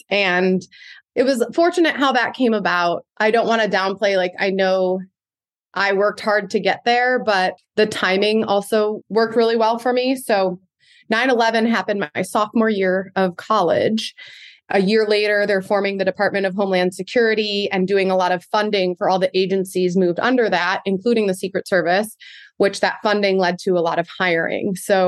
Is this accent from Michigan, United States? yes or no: yes; Ypsilanti, Michigan, United States; I grew up in Michigan in a little city called Ypsilanti, which is right outside of Ann Arbor. I am one of five kids.